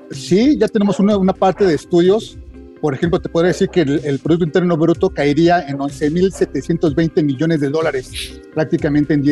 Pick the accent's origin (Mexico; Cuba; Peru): Mexico; debemos de ocuparnos también como mexicanos de poder ver eh, esclarecer este tema y se siga permitiendo la entrada de, este producto a México.